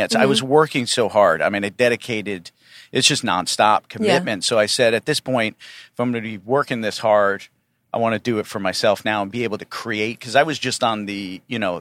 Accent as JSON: {"language": "English", "region": "Connecticut", "country": "United States", "also_born_or_lived": "Nicaragua", "moved": "as an adult", "said": "being from Connecticut"}